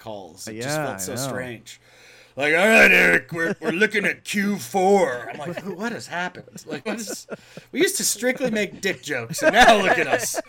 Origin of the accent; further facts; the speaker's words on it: Colorado, United States; now in Florida, United States; when I come back to Colorado, my home state, which I dearly love